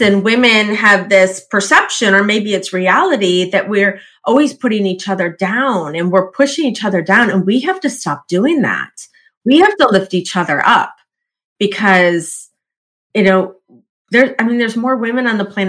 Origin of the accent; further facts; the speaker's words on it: Midwest, United States; I grew up in the Midwest, lots of tornadoes.